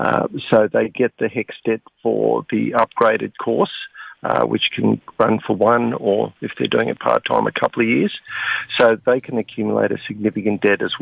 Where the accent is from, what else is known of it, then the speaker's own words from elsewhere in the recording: Queanbeyan, New South Wales, Australia; moved away; also born or lived in Sydney / North Coast, New South Wales; I grew up in Queanbeyan, went off to Sydney.